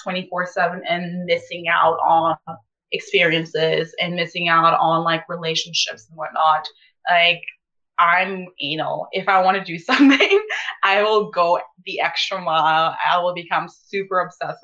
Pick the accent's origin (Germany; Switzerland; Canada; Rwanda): Canada; Ponoka, Alberta; English is a second language; moved away as an adult; also born or lived in Sierra Leone; I grew up in Pinoca, and I know I left and went to university elsewhere, but like, I've always been a Pinoca girl